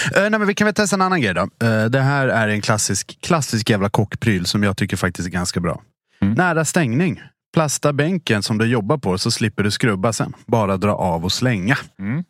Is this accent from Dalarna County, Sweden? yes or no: yes; Dalarna County, Sweden; moved away; also born or lived in Stockholm; jag är från Dalarna då från början